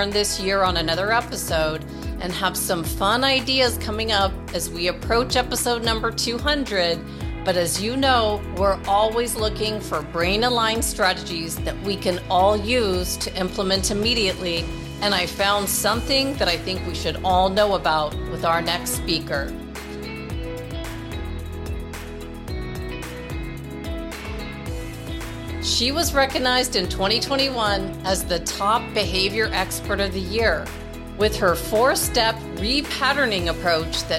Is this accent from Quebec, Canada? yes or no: no; Toronto, Ontario, Canada; now in Arizona, United States; my hometown of Toronto, Canada